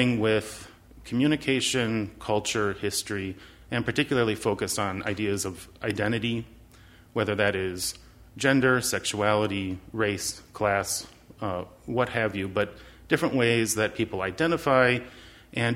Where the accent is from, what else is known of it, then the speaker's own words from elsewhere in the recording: La Crosse, Wisconsin, United States; moved away as an adult; also born or lived in Decorah, Iowa / Twin Cities, Minnesota; I was born in La Crosse, Wisconsin. I'm a child of the public school system of La Crosse, Wisconsin